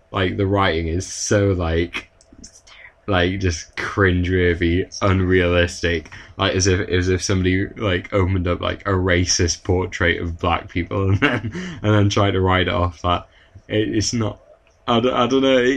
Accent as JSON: {"language": "English", "country": "United Kingdom"}